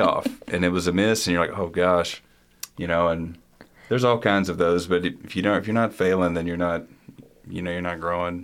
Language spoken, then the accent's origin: English; Morehead, Kentucky, United States; growing up in Eastern Kentucky